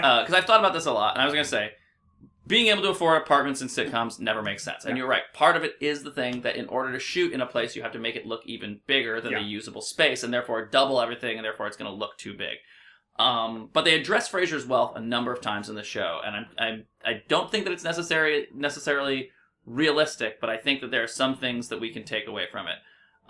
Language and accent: English; New York, United States; I grew up in New York